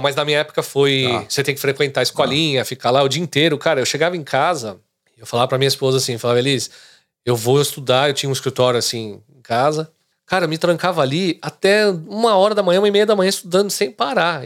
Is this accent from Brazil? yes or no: yes; São Caetano do Sul, São Paulo, Brazil; moved away as an adult; now in Boca Raton, United States; São Caetano. Eu nasci em São Caetano, eh, no ABC Paulista.